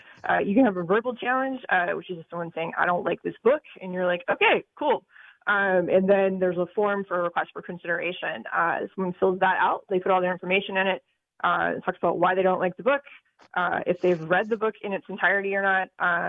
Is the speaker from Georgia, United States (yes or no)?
yes; Georgia, United States; now in Connecticut, United States; I'm originally from Georgia, so I kind of expect that when I'm down there, but not so much up here.